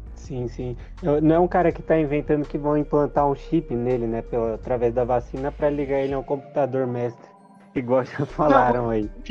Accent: Brazil; a gente é brasileiro

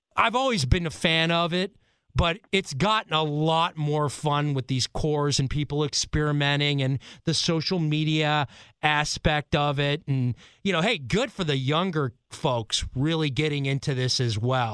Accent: East Coast, United States; I'm from the East Coast

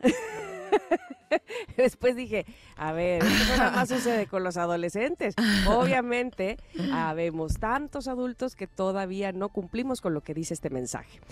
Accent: Mexico; Nosotros como mexicanos

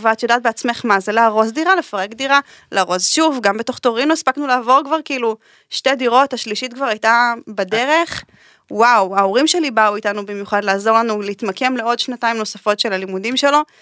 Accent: Israel; moved away as an adult; also born or lived in Italy; למושב שגדלתי בו.

